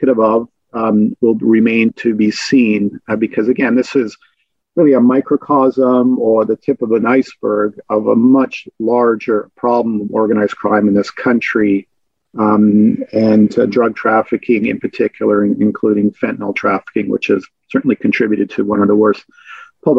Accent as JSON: {"language": "English", "town": "Vancouver", "region": "British Columbia", "country": "Canada", "said": "I'm from Vancouver"}